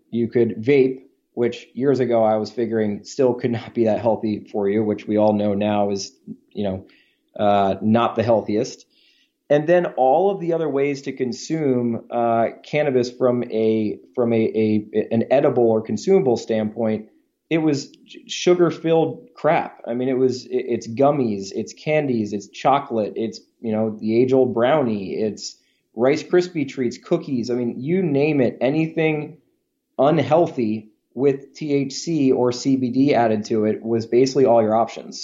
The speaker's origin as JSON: {"language": "English", "town": "Baltimore", "region": "Maryland", "country": "United States", "tie": "born or raised there", "said": "we grew up together in Baltimore, Maryland"}